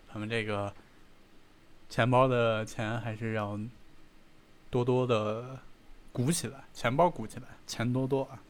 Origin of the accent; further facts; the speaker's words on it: Beijing, China; 我是在那个部队大院儿长大的